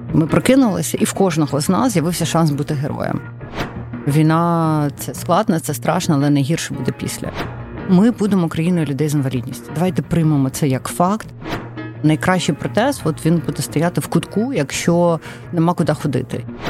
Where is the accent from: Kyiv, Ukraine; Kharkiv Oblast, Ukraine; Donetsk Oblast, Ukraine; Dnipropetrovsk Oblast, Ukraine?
Donetsk Oblast, Ukraine; Donetsk; first language Russian; Ukrainian is a second language; moved away; Я народилася в Донецьку. Я була російськомовна все життя.